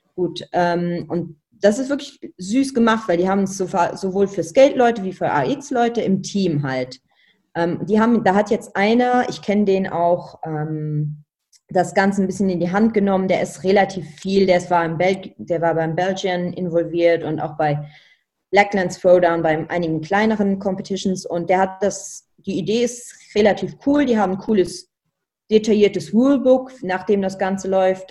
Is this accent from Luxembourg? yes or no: yes; Luxembourg; moved away as an adult; also born or lived in Germany; als Luxemburger